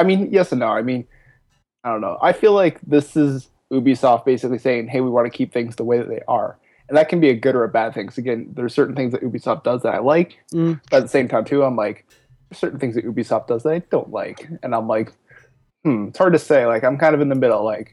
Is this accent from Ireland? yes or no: no; Canada; I'm Canadian